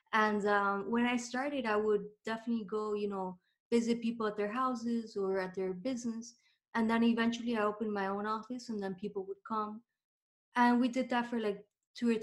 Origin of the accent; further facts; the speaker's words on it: Miami, Florida, United States; I was born here in Miami, but I'm half Cuban, half Argentinian.